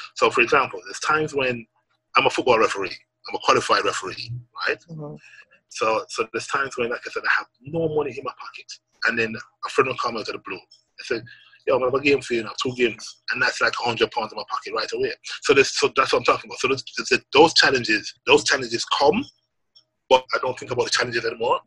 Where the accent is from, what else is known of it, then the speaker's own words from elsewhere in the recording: Jamaica; growing up in Jamaica and, and growing up as a, as a young man into becoming a man